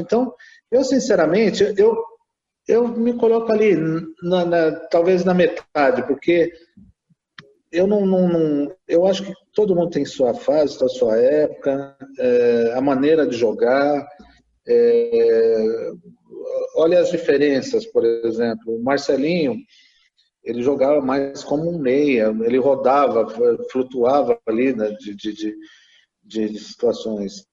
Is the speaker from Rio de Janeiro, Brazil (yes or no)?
no; ABC Paulista, São Paulo, Brazil; eu sou do ABC